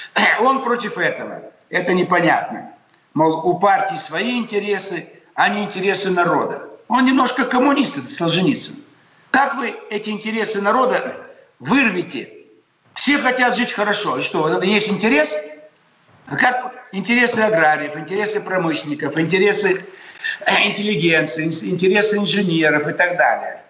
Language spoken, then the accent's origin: Russian; southern Kazakhstan, Kazakhstan; now in Russia; Я сам из Казахстана